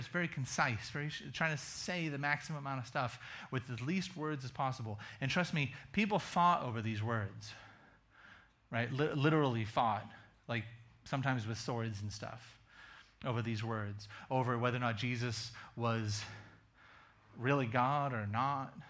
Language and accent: English; Massachusetts, United States; moved away; also born or lived in rural Kentucky / rural Virginia; I'm from Massachusetts.